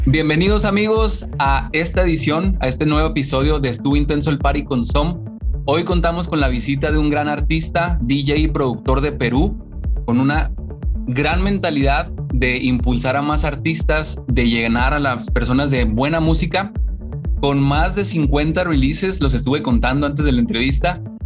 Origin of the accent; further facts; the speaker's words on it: Mexico; now in United States; soy mexicano, pero estoy en Estados Unidos